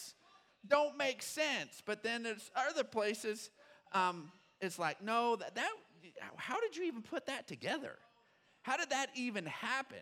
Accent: Odessa, Texas, United States; growing up in Odessa, we were raised on good old country music

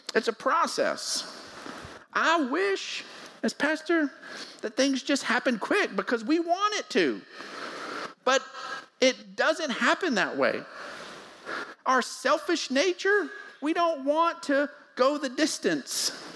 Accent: Odessa, Texas, United States; We grew up in Odessa, so we we had to go to the lake. We had to go find water

